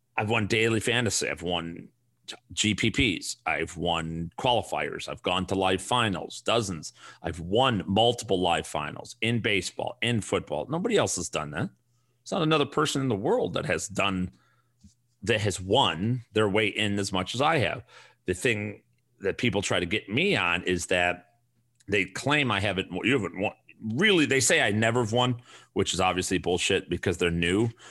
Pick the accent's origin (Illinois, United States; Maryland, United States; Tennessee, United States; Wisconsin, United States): Illinois, United States; Chicago; accent: thick Chicago; now in Arizona, United States; I moved from Chicago, where I got my thick Chicago accent